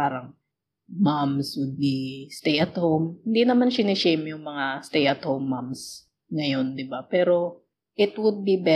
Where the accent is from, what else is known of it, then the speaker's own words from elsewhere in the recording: Philippines; So, but, but yeah, technically, we are overseas, we are Filipino, and we are working abroad.